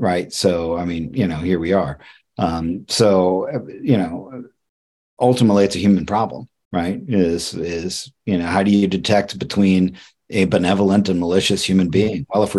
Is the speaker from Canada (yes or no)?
no; Ireland; And I'm Irish, so I'm overly cynical and jaded